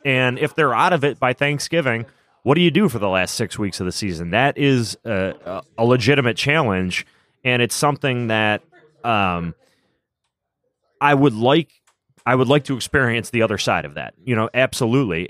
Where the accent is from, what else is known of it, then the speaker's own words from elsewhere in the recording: Buffalo, New York, United States; I grew up in Buffalo